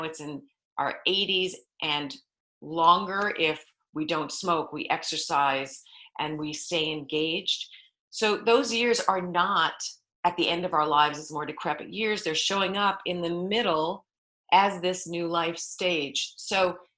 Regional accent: New York, United States; moved away as an adult; now in California, United States; I am from New York. You asked where I am from originally. I've now lived in California for 35 years

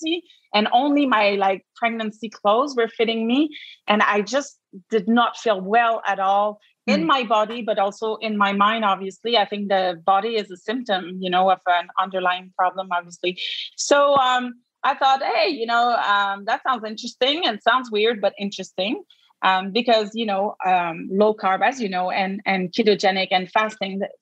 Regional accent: Quebec, Canada; accent: Quebec; I practice in Quebec, as you can hear from my accent

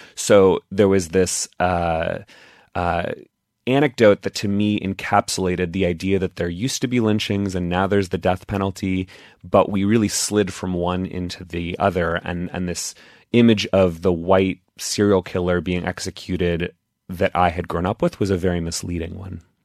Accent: Texas, United States; I grew up in Texas

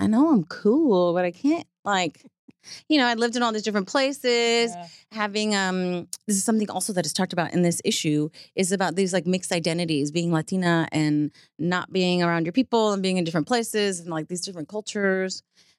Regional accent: New York City, New York, United States; now in Texas, United States; I have a huge family in Puerto Rico. I grew up in New York City and I live in Texas now, kind of far removed from, you know, the pollution of my family and friends.

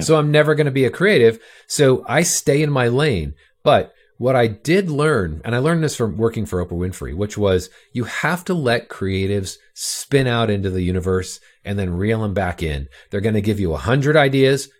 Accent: Orange County, California, United States; I grew up in Orange County, California

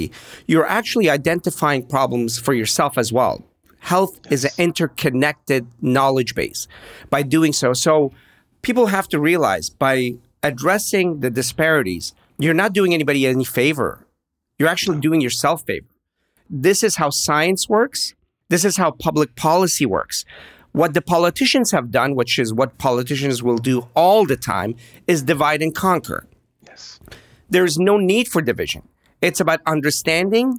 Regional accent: Pittsburgh, Pennsylvania, United States; I grew up in Pittsburgh

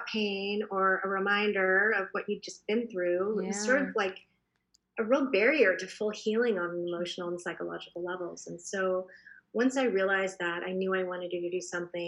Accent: Boston, Massachusetts, United States; moved away as an adult; also born or lived in New York; now in San Francisco, United States; I'm originally from the East Coast. I grew up in Boston

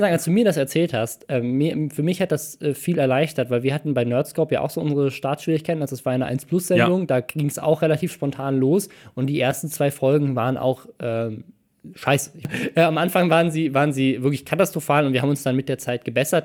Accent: Starnberg, Bavaria, Germany; da wo ich herkomme, in Starnberg

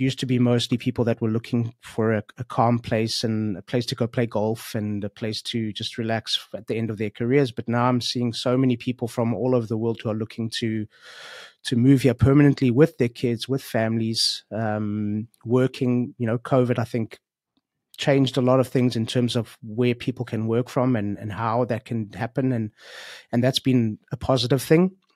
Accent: South Africa; moved away as an adult; now in Portugal; I remember growing up in South Africa

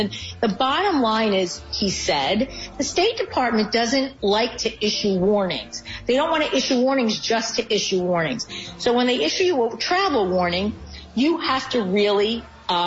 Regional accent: United States

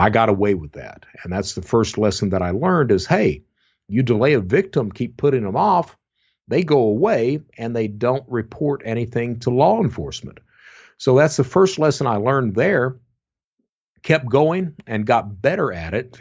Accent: Eastern Kentucky, United States; I'm from Eastern Kentucky, and, you know, my mom was a fraudster.

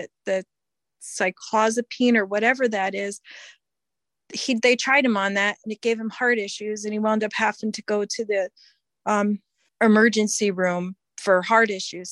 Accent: Connecticut, United States; moved away as an adult; also born or lived in Utah; now in Minnesota, United States; we're from Connecticut originally.

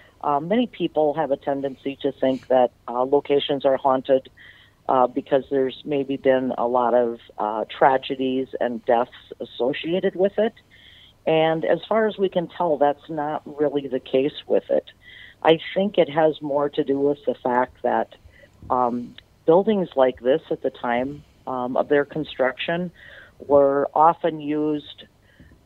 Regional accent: Butterfield, Minnesota, United States; moved away as an adult; now in Sauk Centre, United States; I'm from a small town in southern Minnesota called Butterfield

